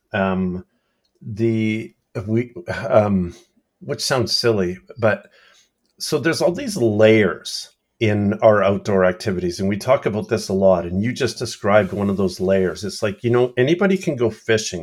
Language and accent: English; Canada; I'm talking Canadian